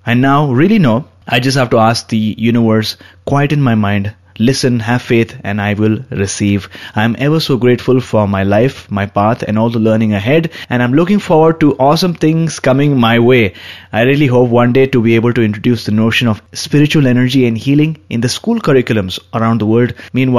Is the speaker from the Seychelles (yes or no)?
yes; Seychelles; moved away as an adult; now in Luxembourg; I am originally from Seychelles, but I've moved to Luxembourg after completing my master's in statistics and another in education in UK.